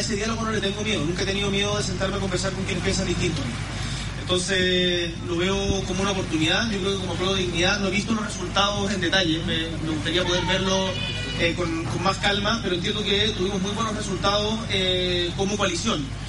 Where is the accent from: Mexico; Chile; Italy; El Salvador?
Chile; Magallanes and Chilean Antarctica; Yo soy una persona de región, nacido y criado en Magallanes